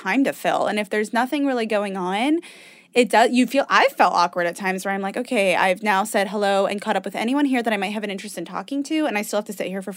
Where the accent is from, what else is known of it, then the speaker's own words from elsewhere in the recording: Indiana, United States; we're from Indiana